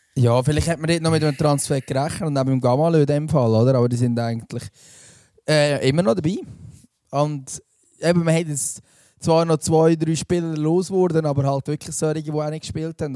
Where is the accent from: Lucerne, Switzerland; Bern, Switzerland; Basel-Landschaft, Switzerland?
Lucerne, Switzerland